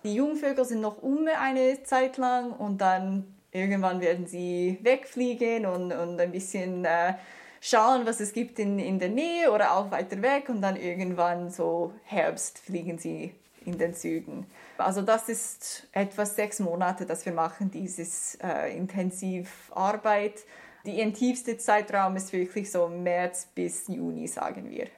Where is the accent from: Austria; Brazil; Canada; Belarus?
Canada; German is a second language; also born or lived in Germany; now in Canton of Lucerne, Switzerland; Also ich komme aus Kanada